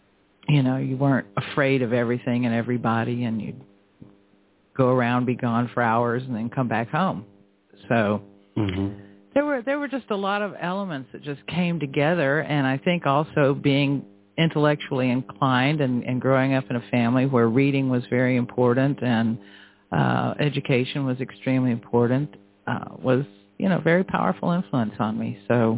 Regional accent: Florida, United States; I grew up in Florida when it was a paradise, and I had a lot of freedom

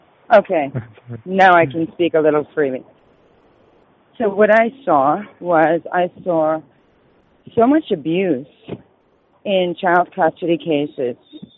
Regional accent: Rhode Island, United States; So I'm more or less familiar with both, and I'm from Rhode Island, so I'm very familiar with the system there, ironically.

